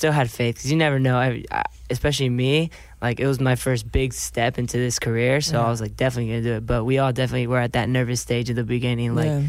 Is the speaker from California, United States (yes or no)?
yes; Redwood City, California, United States; I'm 16 years old, and I'm from Redwood City, California.